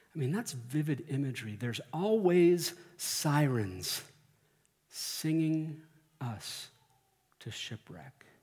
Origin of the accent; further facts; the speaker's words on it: Central Texas, United States; now in Colorado, United States; growing up in Central Texas